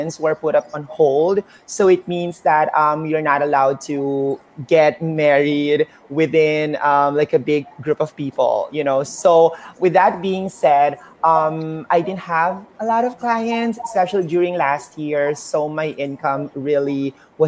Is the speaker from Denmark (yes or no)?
no; Philippines; I'm a Filipina